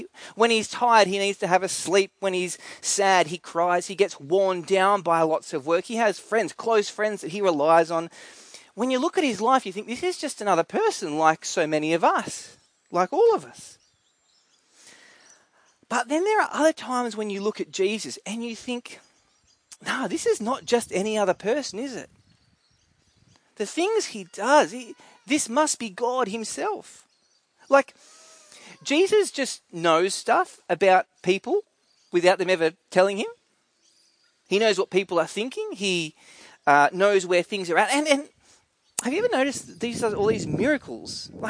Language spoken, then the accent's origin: English; Scotland, United Kingdom; it tells you that I am a Scottish defender of the people.